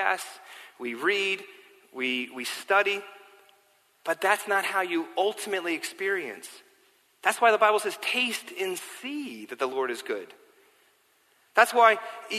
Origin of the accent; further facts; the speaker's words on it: New York City, New York, United States; also born or lived in London; I grew up here in New York City, I grew up biking everywhere, all over New York City